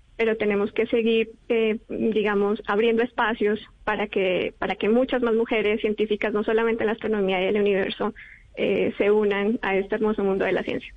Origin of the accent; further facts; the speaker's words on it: Bogotá, Colombia; moved away as an adult; also born or lived in Europe; soy del Colegio INAM de Kennedy y allí estuve en un grupo de astronomía